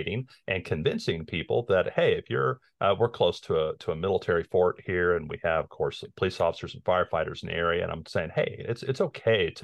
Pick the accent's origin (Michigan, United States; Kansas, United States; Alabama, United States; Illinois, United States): Kansas, United States; Lawrence; now in Kansas City, United States; I was born in Lawrence